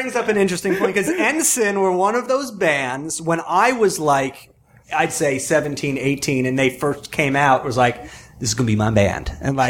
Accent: Long Island, New York, United States; I'm from Long Island. And we grew up with mid-90s East Coast hardcore

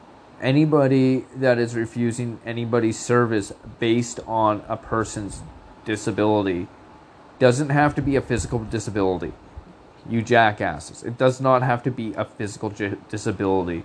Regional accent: Canada; as a Canadian

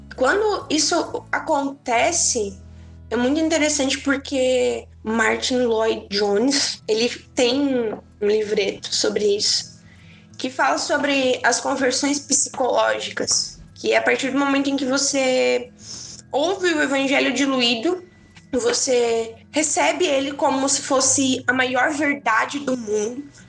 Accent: Tubarão, Santa Catarina, Brazil; eu sou de Tubarão, Santa Catarina

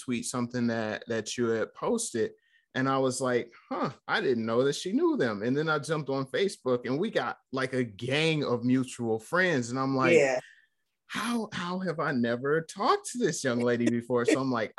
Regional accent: Flint, Michigan, United States; born or raised there

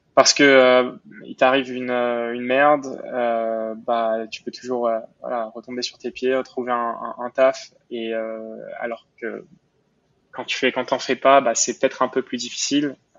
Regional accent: Montreal, Quebec, Canada; also born or lived in Paris, France; j'ai déménagé à Montréal quand j'avais quand j'avais 8 ans, euh, donc Montréal au Canada

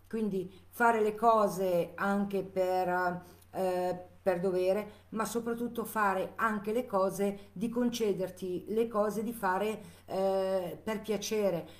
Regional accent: Chiasso, Ticino, Switzerland; io sono di Chiasso, Lugano, Canton Ticino

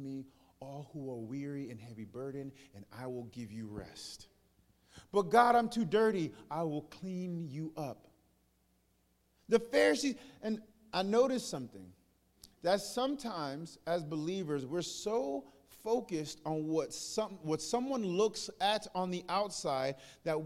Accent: New York, United States; now in the South, United States; I'm from New York? From New York. It's a little different. I came to the South

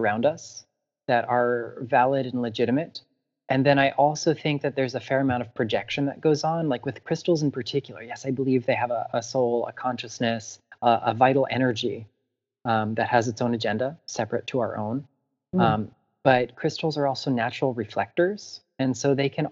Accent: South Florida, United States; in my hometown in South Florida, I live very close to the intracoastal

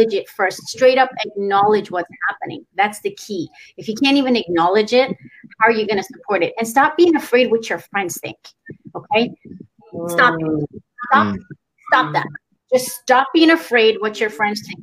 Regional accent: Iran; now in Canada; I'm Iranian. I'm from Iran.

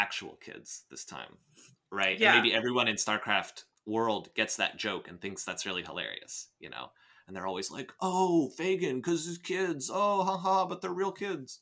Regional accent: United States

